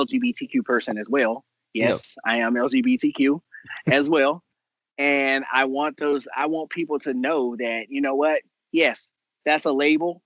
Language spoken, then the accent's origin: English; Texas, United States; I am Texan born and raised. I am from this state